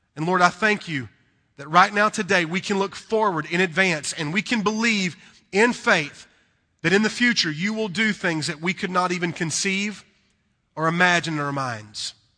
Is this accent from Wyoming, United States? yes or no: no; North Carolina, United States; accent: southern; we're from North Carolina